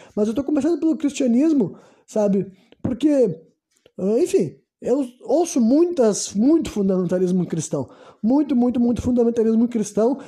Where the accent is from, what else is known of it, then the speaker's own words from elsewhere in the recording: Brazil; eu nasci no Brasil